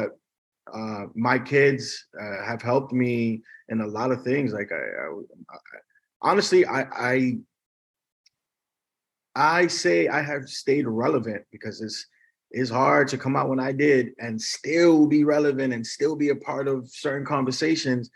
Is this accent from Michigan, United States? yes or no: no; New York, United States; also born or lived in Miami / Davie, Florida; now in Los Angeles, United States; I'm from New York